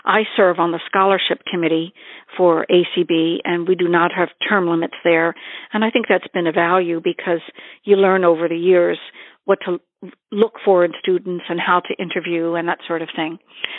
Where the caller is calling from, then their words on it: Worcester, Massachusetts, United States; I'm calling from Worcester, Massachusetts